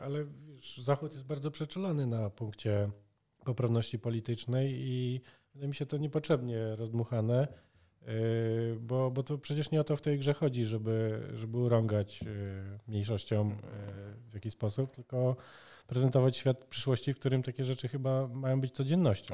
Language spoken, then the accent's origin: Polish; Poland; Urodziliśmy się w komunistycznym bloku, bez dostępu do zachodnich technologii, w biednym, zbankrotowanym kraju